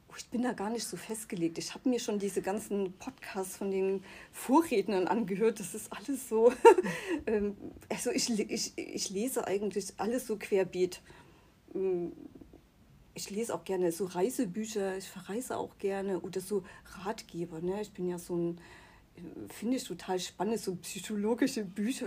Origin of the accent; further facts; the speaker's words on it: Chemnitz, Saxony, Germany; moved away; also born or lived in Müritz; da, wo ich herkomme, aus, aus Chemnitz